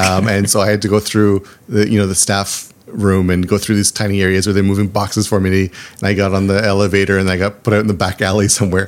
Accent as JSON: {"language": "English", "area": "small town outside of Toronto", "region": "Ontario", "country": "Canada", "tie": "born or raised there", "moved": "as an adult", "lives_now": "Japan", "said": "I grew up in Canada. I'm from a small town outside of Toronto"}